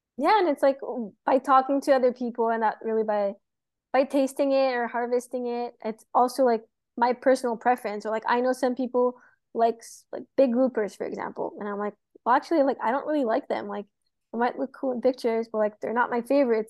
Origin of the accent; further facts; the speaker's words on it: Montreal, Quebec, Canada; moved away as an adult; now in Florida, United States; I'm from Montreal, so I grew up in the city